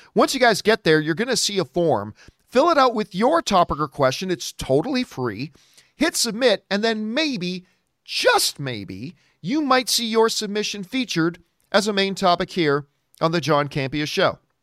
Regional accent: Canada; I'm Canadian

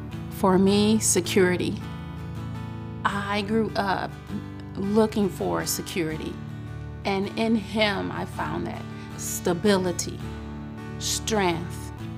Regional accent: Detroit, Michigan, United States; I was born in Detroit, Michigan. I was a ward of the court. I was raised by my great aunt and my great uncle.

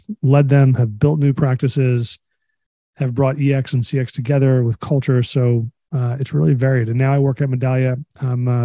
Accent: New York, United States; I've got Greek immigrant parents, and I'm from the Northeast, New York native.

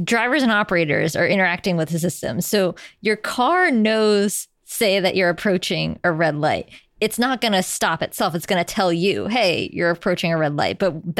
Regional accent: New York City, New York, United States; As a New Yorker and a cyclist and a frequent pedestrian, it is not safe out there for us.

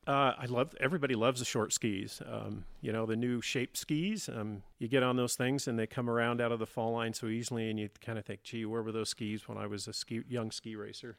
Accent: California, United States; also born or lived in Auburn, California; I spent most of my time from childhood up here, ski racing and living in the mountains

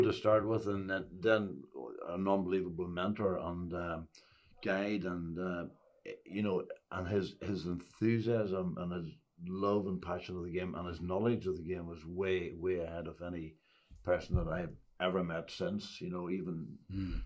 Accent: Ulster, Northern Ireland, United Kingdom; I came from Ulster

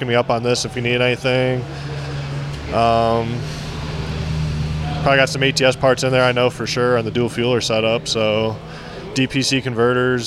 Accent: Geneva, Ohio, United States; I'm from Geneva, Ohio

